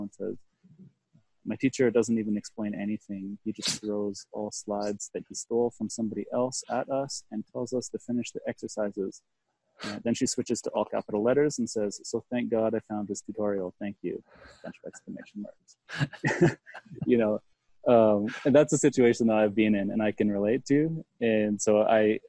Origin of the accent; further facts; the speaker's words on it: Canada; I'm from Canada